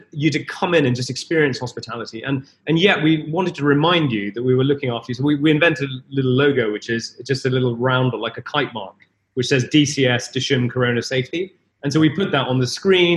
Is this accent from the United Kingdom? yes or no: yes; Leicester, East Midlands, United Kingdom; I grew up in Leicester, so I knew Birmingham as a boy